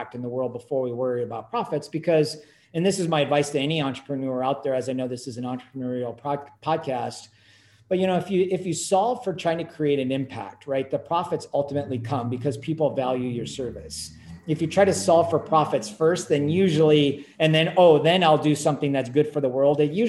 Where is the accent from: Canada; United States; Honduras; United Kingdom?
United States; Silicon Valley, California; I grew up in Silicon Valley